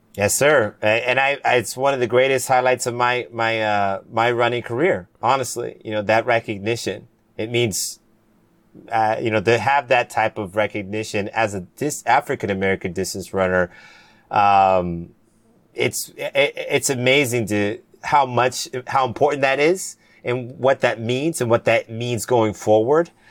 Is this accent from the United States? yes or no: no; Cayman Islands; I'm from the Cayman Islands. That's where, who, where I'm from.